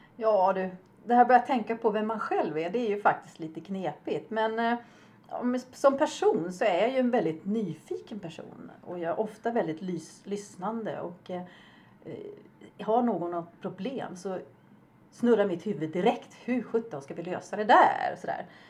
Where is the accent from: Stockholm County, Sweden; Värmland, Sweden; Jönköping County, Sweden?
Stockholm County, Sweden; Upplands Väsby; moved away as an adult; also born or lived in Uppsala; now in Falkenberg, Sweden; jag är ju uppväxt i Bollstanäs, en eh, norrförort i Stockholm